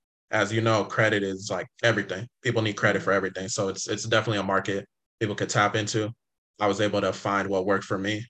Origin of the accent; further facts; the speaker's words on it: California, United States; also born or lived in Inglewood, California / San Diego, California; I grew up in California. I was born in Inglewood, California.